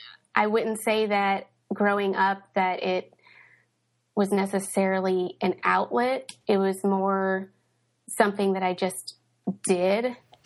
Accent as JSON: {"language": "English", "town": "Knoxville", "region": "Tennessee", "country": "United States", "tie": "born or raised there", "also_born_or_lived": "Indianapolis / St. Louis / Cincinnati", "said": "I was born in Indianapolis. We moved to St. Louis and lived there for a few years while I was a kid. Lived in Cincinnati for a few years. I spent most of my childhood in Knoxville, Tennessee."}